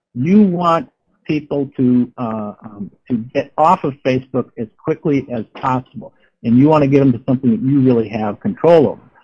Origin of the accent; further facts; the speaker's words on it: Seattle, Washington, United States; I'm from Seattle, Washington